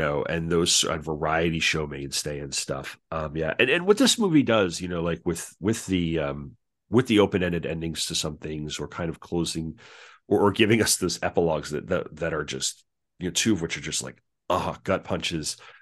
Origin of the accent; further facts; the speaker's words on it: Long Island, New York, United States; I, I grew up on Long Island